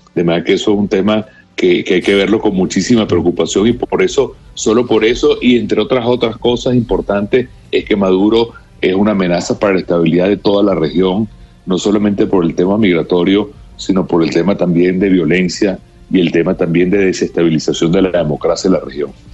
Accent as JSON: {"language": "Spanish", "country": "Venezuela", "said": "como venezolanos"}